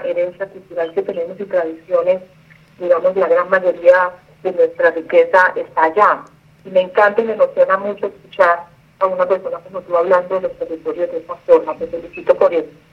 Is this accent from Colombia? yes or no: yes; Buenaventura, Valle del Cauca, Colombia; Yo soy una mujer eh, bonaverense, nací en Buenaventura, Valle del Cauca. Eh, amo mi tierra